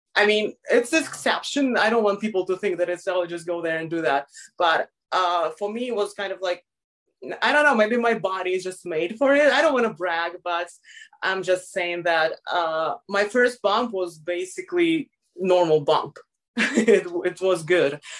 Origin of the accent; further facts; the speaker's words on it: Moscow, Russia; I grew up in Moscow my whole life, so it's a big city